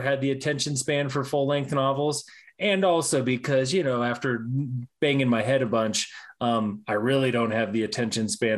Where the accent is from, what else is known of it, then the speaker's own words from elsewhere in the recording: Denver, Colorado, United States; Ever since I was a kid growing up in Denver